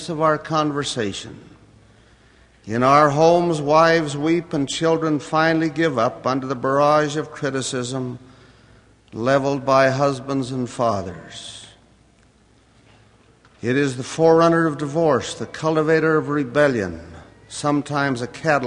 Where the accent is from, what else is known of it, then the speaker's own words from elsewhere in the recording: United States; my own native land, America